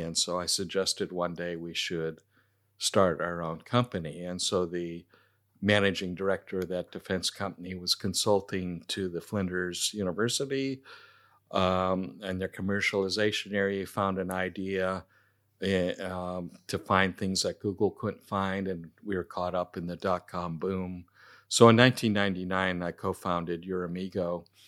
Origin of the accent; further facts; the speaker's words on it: Silicon Valley, California, United States; moved away as an adult; now in Adelaide, Australia; growing up in Silicon Valley, it was very materialistic